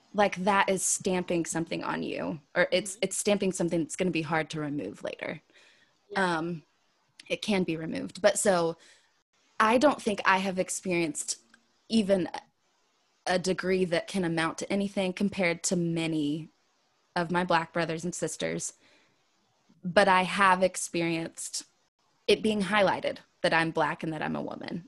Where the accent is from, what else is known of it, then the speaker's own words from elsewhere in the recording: Wichita, Kansas, United States; now in the South, United States; growing up in West Wichita, Kansas, where everyone is white, and then moving to the South